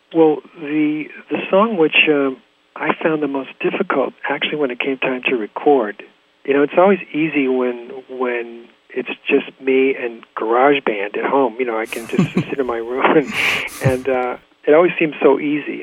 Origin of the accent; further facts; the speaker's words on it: La Jolla, California, United States; moved away as an adult; also born or lived in Del Mar, California / New York City; now in Woodstock, United States; being a native Californian, I grew up in La Jolla